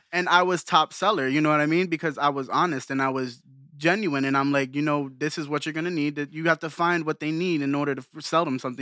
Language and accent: English; Bethlehem, Pennsylvania, United States; also born or lived in Allentown, Pennsylvania; I'm from Bethlehem, Pennsylvania